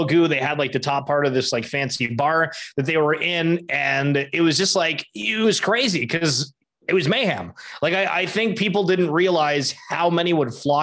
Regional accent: Canada; being Canadian

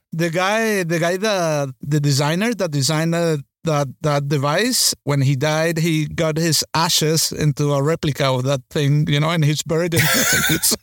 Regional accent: Venezuela; growing up in Venezuela

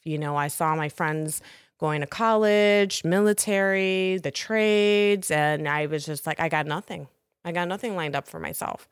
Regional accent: Chicago, Illinois, United States; also born or lived in Hartford, Connecticut; I'm a Chicago native

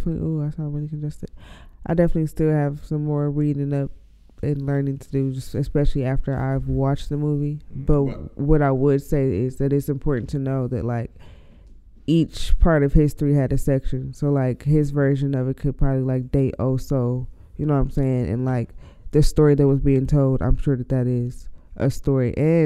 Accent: North Carolina, United States; Nah, he's from North Carolina. I'm from North Carolina.

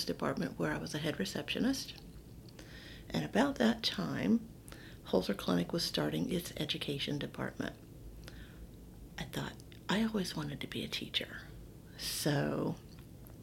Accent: West Virginia, United States; also born or lived in Delaware, Ohio; we're from West Virginia, so we moved out of state to Delaware, Ohio

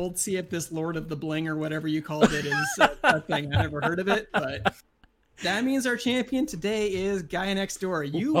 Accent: New Zealand; We're both from New Zealand.

